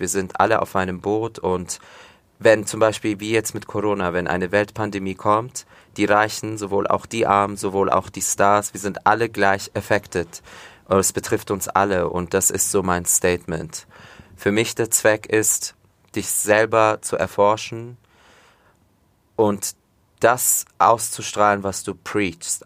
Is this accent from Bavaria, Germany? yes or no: yes; Fürth, Bavaria, Germany; also born or lived in village near Komotini, Greece (family origin); Fürth, ja, Schule, wie gesagt, im Fürther Krankenhaus geboren, aufgewachsen, immer noch hier wohnen